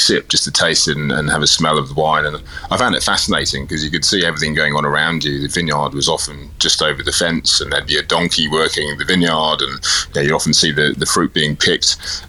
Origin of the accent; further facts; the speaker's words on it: England, United Kingdom; accent: English; moved away as an adult; also born or lived in Scotland / Cyprus; now in Marlborough, New Zealand; I've lived in New Zealand for just over 20 years, but I was born in England, spent some time growing up in Scotland and a little bit in Cyprus. And so here I am 20 years later, I've still got the English accent.